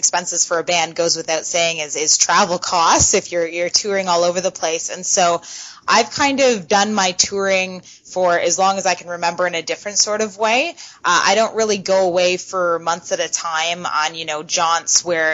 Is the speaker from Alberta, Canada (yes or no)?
no; London, Ontario, Canada; I am from Canada, yes, London, Ontario